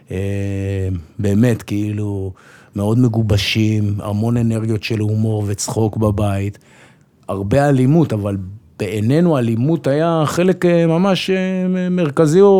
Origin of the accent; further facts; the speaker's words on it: Jerusalem, Jerusalem District, Israel; also born or lived in Safed; אז נולדתי בצפת, מאוד מהר עברנו לירושלים, גדלתי בירושלים קצת, ברמות